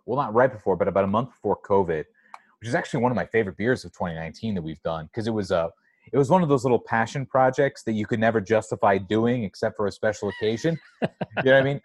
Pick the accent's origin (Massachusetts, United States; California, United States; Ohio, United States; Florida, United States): California, United States; San Diego; moved away; also born or lived in Astoria, Queens, New York; I'm from San Diego